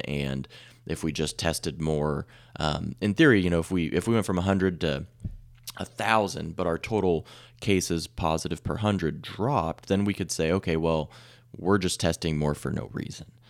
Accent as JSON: {"language": "English", "town": "Salina", "region": "Kansas", "country": "United States", "said": "I'm from Camp Midwest, uh, the Midwest, Salina specifically"}